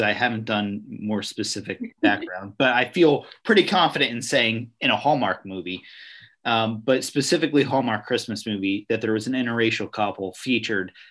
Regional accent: New Jersey, United States; I'm from South Jersey, you live in South Jersey, it'll be like a Philly thing.

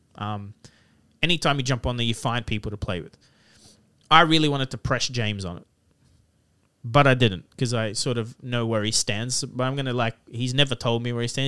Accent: Lebanon; now in Sydney, Australia; I grew up in Lebanon, a real third world country

